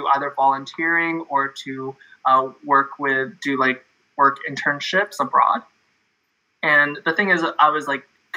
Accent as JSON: {"language": "English", "country": "Canada", "said": "I'm from Canada. I'm in Toronto"}